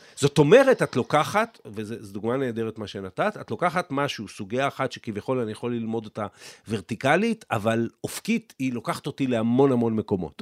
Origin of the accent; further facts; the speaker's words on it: Israel; אני גדלתי פה, אני נולדתי לפני מלחמת ששת הימים, גדלתי במדינה שהיא הייתה קטנה